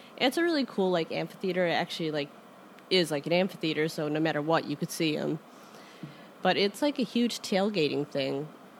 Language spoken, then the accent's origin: English; Chicago, Illinois, United States; most people say I'm a pretty bad Chicagoan